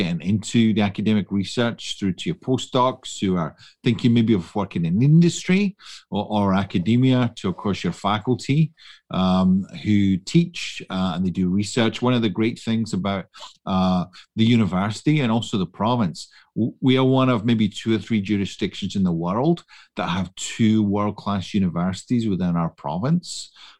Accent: Scotland, United Kingdom; moved away as an adult; now in Canada; I am not from Canada, you may detect that, or indeed Alberta. I came from the west of Scotland.

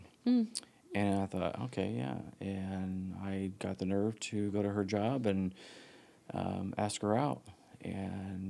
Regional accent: Huntington, Indiana, United States; also born or lived in Bloomington, Indiana; I was born and raised in Huntington

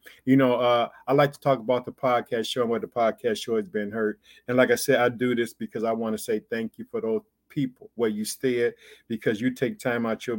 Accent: Illinois, United States; I'd like to thank the state of Illinois, which is my home state. I reside in the city of Chicago.

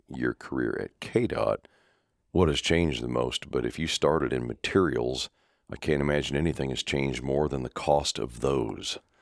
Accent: Topeka, Kansas, United States; I grew up just outside Topeka

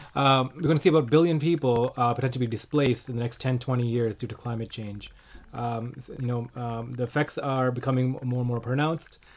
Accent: Canada; first language English; some of us in Canada can speak two because of French

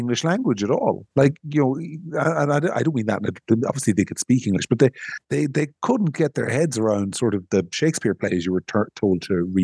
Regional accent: Monaghan, Ulster, Ireland; I'm a bogger from Monaghan

